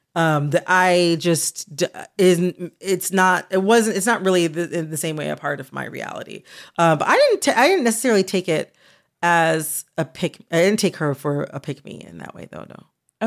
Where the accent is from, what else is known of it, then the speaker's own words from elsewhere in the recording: United States; as an American